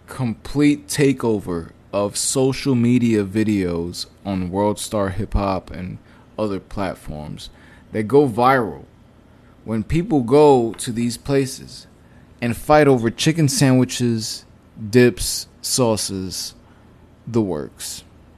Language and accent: English; New York City, New York, United States; I'm from Brooklyn